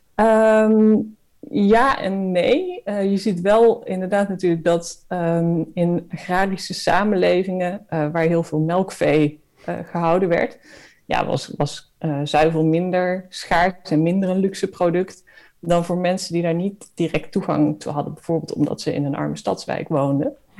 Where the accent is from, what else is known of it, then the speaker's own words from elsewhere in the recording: Netherlands; als Nederlanders